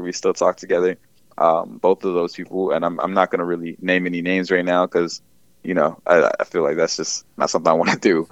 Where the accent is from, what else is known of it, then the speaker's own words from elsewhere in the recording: Bowie, Maryland, United States; also born or lived in Philadelphia / Los Angeles; I'm from Bowie, Maryland. Uh, born and raised there.